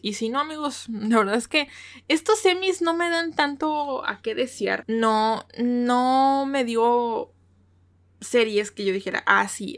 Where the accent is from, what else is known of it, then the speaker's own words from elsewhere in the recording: Mexico; soy de México, porque su servidora es de México